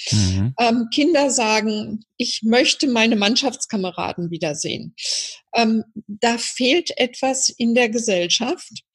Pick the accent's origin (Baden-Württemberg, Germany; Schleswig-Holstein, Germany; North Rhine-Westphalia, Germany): North Rhine-Westphalia, Germany; Iserlohn; in meiner Heimatstadt natürlich einen sehr engen Draht weil ich als kleines Mädchen hier schon im Turnverein gewesen bin